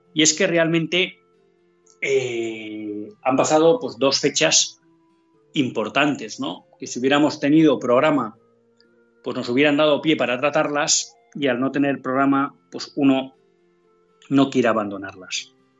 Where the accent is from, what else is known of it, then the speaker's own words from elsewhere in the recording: Spain; como católicos, en primer lugar, y como españoles, en segundo lugar